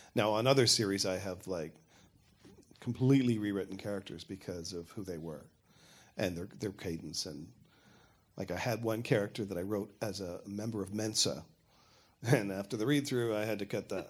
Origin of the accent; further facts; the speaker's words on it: Canada; I'm Canadian